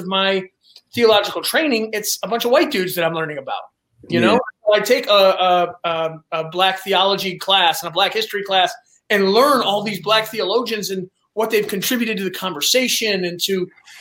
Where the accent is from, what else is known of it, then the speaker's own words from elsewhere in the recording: Detroit, Michigan, United States; I grew up in Detroit. I grew up at like Maross and Kelly. So I was on the east side.